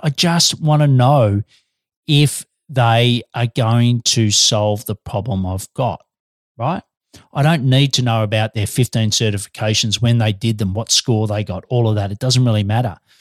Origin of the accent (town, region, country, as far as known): Australia; now in Melbourne, Australia